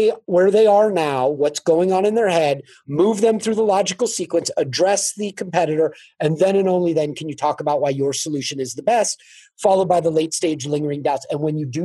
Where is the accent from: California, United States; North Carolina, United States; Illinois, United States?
California, United States; I grew up in California